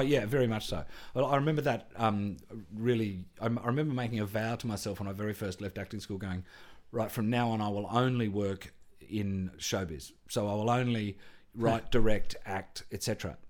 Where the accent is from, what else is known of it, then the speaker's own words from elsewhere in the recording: Canberra, Australian Capital Territory, Australia; I came from Canberra, firstly, Air Force parents' background, very working class background, public school and all that kind of stuff.